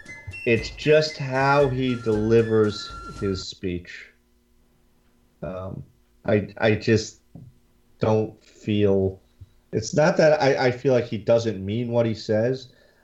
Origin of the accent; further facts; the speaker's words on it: Atlantic City, New Jersey, United States; I'm from Atlantic City, so this